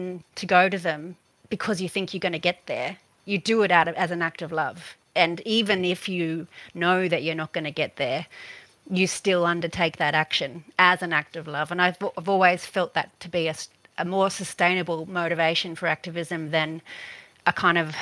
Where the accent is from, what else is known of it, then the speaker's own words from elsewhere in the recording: Newcastle, New South Wales, Australia; I'm shaped by having grown up in Newcastle all my life, living in the world's biggest coal port